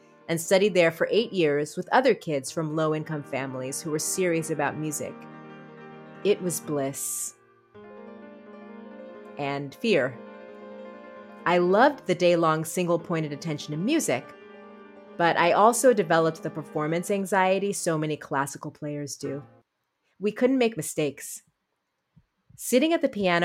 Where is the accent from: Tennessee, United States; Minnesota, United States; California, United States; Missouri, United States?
California, United States; Berkeley; moved away as an adult; now in Brooklyn, United States; I grew up in Berkeley in the 70s and 80s and have now lived in New York longer than I've lived anywhere